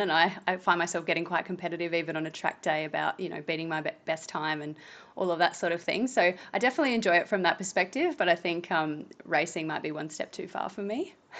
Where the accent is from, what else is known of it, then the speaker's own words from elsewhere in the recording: Tailem Bend, South Australia, Australia; I'm from Tailem Bend, and I grew up there, and my parents still live there